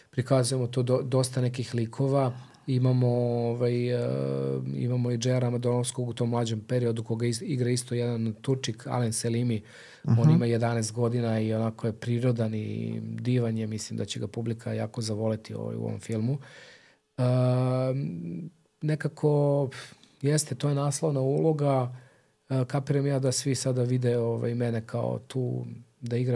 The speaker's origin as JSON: {"language": "Croatian", "region": "Belgrade", "country": "Serbia", "tie": "born or raised there", "said": "mi smo kao klinci sa Čubore"}